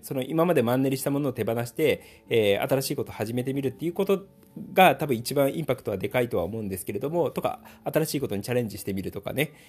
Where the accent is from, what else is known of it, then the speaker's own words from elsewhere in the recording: Gifu, Japan; 僕、岐阜出身なんですけれども